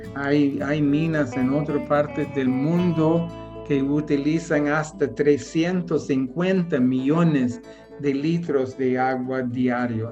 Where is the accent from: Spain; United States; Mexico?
United States; Spanish is a second language; moved away as an adult; also born or lived in Central America; now in El Salvador; soy norteamericano